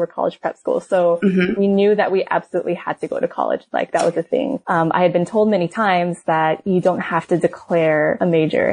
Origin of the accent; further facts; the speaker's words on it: Sacramento, California, United States; moved away; I grew up in Sacramento, California